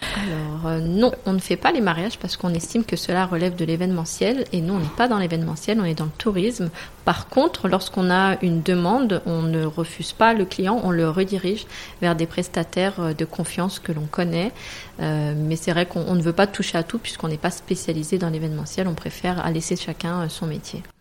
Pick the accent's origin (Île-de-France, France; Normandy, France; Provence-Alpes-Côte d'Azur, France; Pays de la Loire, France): Île-de-France, France; Paris; moved away as an adult; also born or lived in Morocco (ancestry); now in Dubai, United Arab Emirates; Je viens de base de Paris. Je suis à Dubaï depuis 2012 maintenant